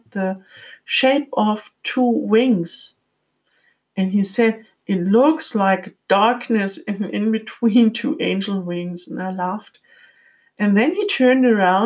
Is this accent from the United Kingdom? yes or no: no; Frankfurt, Hesse, Germany; moved away; I was living close to my hometown, Frankfurt, at that time